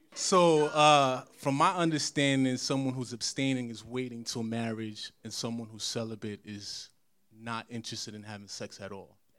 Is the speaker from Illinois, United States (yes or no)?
no; New Jersey, United States; also born or lived in Brooklyn; I was born in Brooklyn, but I claim Jersey. I claim Jersey.